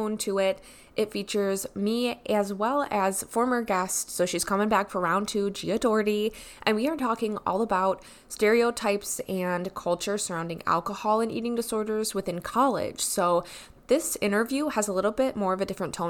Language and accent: English; Wisconsin, United States; I'm from Wisconsin